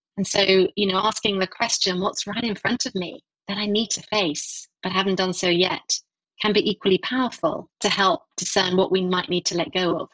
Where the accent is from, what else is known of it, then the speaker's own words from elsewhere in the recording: Essex, East of England, United Kingdom; also born or lived in London; I grew up just outside London, probably half an hour east of London in a county called Essex